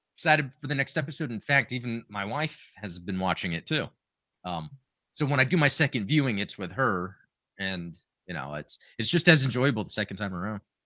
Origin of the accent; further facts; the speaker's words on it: United States; growing up in the United States